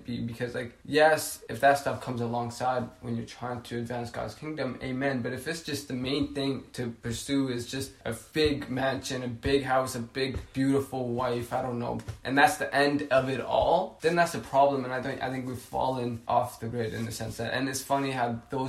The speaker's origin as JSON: {"language": "English", "country": "Ethiopia", "moved": "yes", "lives_now": "United States", "said": "I come from Ethiopia"}